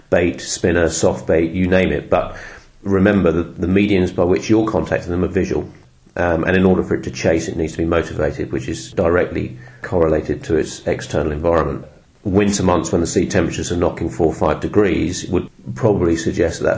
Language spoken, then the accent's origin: English; London, United Kingdom; So I moved back to this village, which is where I grew up in North London